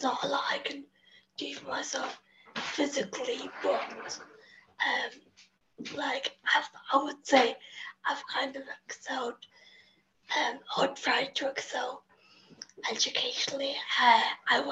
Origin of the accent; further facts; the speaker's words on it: England, United Kingdom; accent: English; As you can tell by the accent, I'm English.